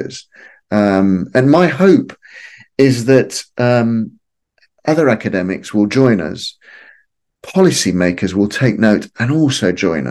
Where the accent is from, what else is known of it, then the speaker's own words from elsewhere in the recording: Lima, Peru; moved away; growing up in Lima in the 1970s and 1980s